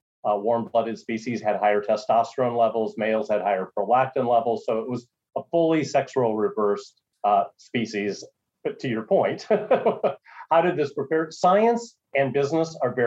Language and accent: English; Minnesota, United States; also born or lived in North Dakota; I'm from Minnesota originally, went to school in North Dakota